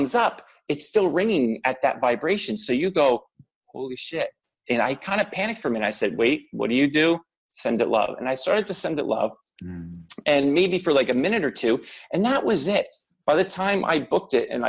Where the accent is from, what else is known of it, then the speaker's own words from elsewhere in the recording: New Jersey, United States; being brought up in Jersey